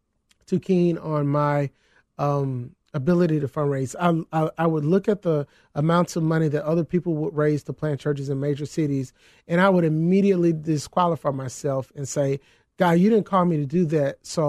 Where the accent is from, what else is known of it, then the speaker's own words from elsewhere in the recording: the South, United States; It's an old adage. I'm from the South.